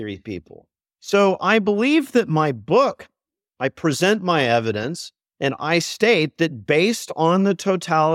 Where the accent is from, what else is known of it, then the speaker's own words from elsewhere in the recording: Dallas, Texas, United States; moved away as an adult; also born or lived in Vienna, Austria; when I was a boy growing up in Dallas, Texas in the early 80s